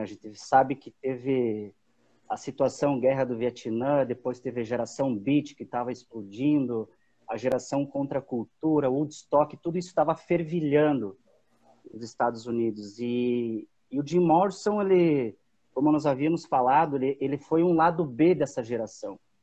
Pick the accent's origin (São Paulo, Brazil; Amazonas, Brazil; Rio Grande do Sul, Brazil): Rio Grande do Sul, Brazil; Antônio Prado; sou de Antônio Prado, Rio Grande do Sul